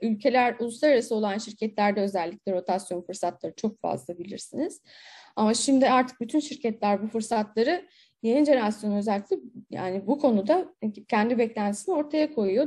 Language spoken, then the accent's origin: Turkish; İzmir, Turkey